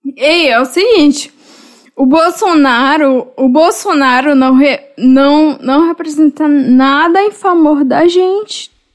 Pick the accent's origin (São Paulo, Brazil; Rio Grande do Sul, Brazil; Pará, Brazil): Pará, Brazil; moved away; eu sou paraense